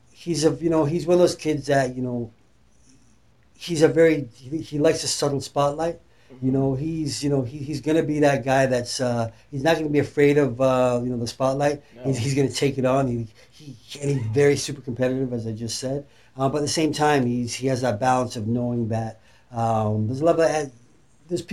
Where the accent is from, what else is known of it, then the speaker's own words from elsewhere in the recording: Leeds, Yorkshire and the Humber, United Kingdom; moved away; I was born in Leeds, England. That's right. I'm still a UK lad